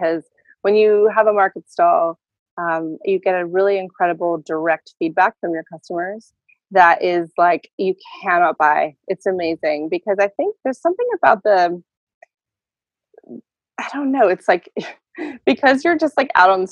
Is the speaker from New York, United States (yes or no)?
no; California, United States; moved away as an adult; now in London, United Kingdom; growing up in California